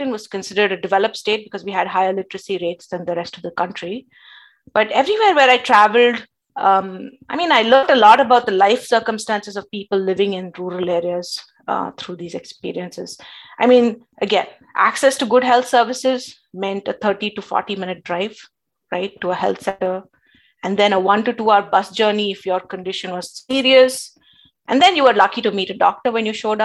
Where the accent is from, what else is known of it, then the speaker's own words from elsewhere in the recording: India; moved away; growing up in India